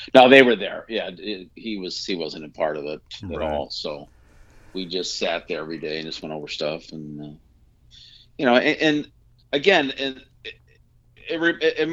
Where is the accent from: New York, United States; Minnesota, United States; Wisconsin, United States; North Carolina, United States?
New York, United States; growing up in New York, pizza is just like something you eat for lunch